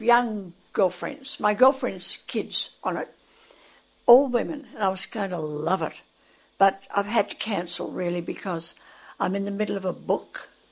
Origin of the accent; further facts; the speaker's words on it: Australia; moved away; And then we moved back to Australia. I am an Australian.